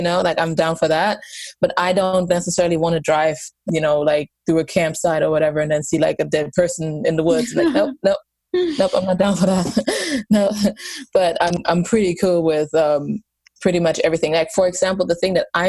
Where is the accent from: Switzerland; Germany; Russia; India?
Germany; moved away; I grew up in Germany and I was, a Catholic family